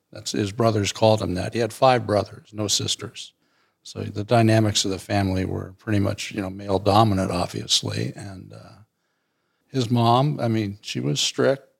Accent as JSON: {"language": "English", "town": "Alameda", "region": "California", "country": "United States", "tie": "born or raised there", "also_born_or_lived": "Wenatchee, Washington"}